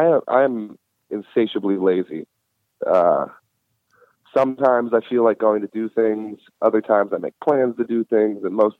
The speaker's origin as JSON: {"language": "English", "town": "New Orleans", "region": "Louisiana", "country": "United States", "tie": "born or raised there", "said": "And my brother is his fucking banker, so it's a small world. He lives in the town that I grew up in."}